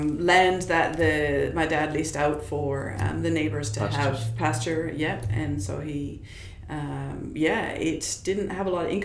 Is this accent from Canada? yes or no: yes; Edmonton, Alberta, Canada; moved away as an adult; also born or lived in Germany / Waterloo, Ontario; now in Australia; I grew up in Alberta, and so this cabin that I speak of was in British Columbia. It was a 13-hour drive from where we lived in Edmonton, Alberta.